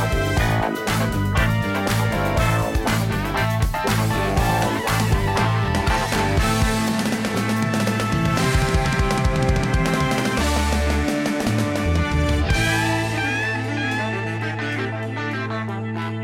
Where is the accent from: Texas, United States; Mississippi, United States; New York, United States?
Mississippi, United States; Growing up in Mississippi